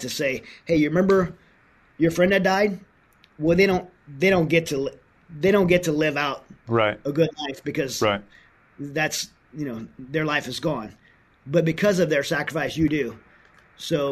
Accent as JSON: {"language": "English", "country": "United States", "said": "as an American"}